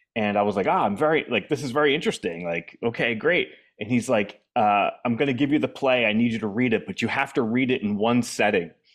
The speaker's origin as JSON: {"language": "English", "region": "New Hampshire", "country": "United States", "tie": "born or raised there", "also_born_or_lived": "Boston / Arlington, Virginia / Washington, D.C.", "moved": "yes", "said": "I grew up in New Hampshire"}